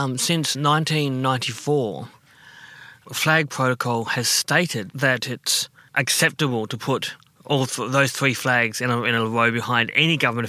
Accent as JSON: {"language": "English", "region": "Western Australia", "country": "Australia", "tie": "born or raised there", "moved": "yes", "lives_now": "Melbourne, Australia", "said": "being Noongar, I'm Indigenous to Western Australia. So that will always be, no matter what I want to be home, Australia will always be home of sorts."}